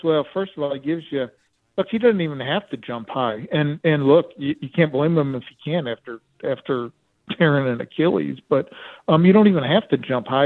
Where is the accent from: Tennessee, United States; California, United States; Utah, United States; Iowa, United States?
Utah, United States; moved away; I'm from Utah